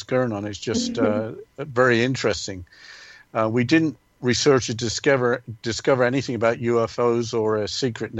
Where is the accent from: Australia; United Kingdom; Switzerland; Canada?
United Kingdom; England; growing up in England